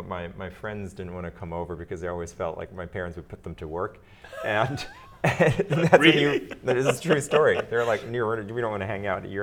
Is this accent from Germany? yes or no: yes; Germany; also born or lived in Belgium; now in United States; my parents are Austrian, but I was born in the United States and then grew up in Belgium and in Germany. And when I arrived in Belgium, I was the American. When I arrived in Germany, I was the Belgian, right?